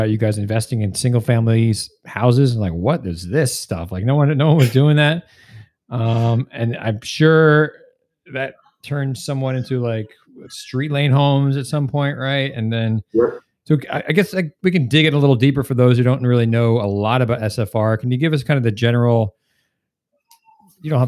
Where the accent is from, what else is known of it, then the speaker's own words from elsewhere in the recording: New Jersey, United States; I grew up in New Jersey, but my family's in Houston